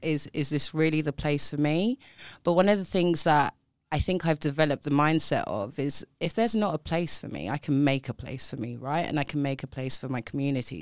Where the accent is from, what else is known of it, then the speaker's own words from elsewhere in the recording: London, United Kingdom; grew up in South East London, if you can't tell from my accent